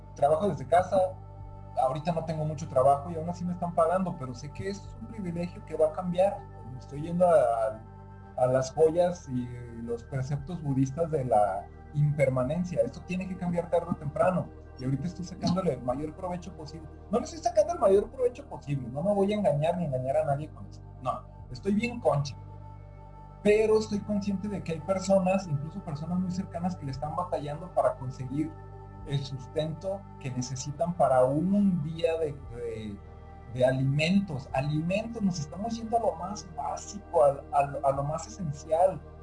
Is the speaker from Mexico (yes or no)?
yes; Mexico; Mexicanos, somos muy apáticos